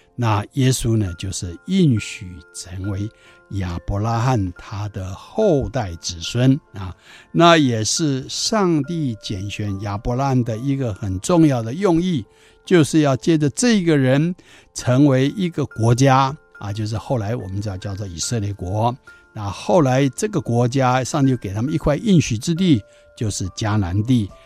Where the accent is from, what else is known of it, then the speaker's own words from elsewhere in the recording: Taiwan; 我们台湾人过去的民间宗教风俗